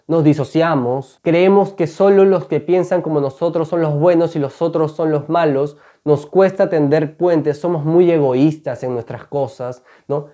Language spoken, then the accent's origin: Spanish; Peru; Seguramente estamos orgullosos muchas veces de haber nacido en este país